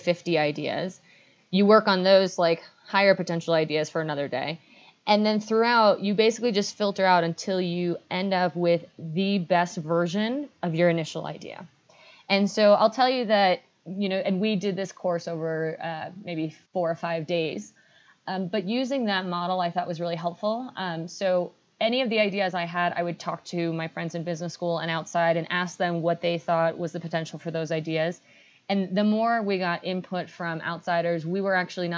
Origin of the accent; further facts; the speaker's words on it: New York, United States; also born or lived in northern Chile; I was initially born in the north of Chile. Actually, my mom's Chilean and my father's British. I grew up in New York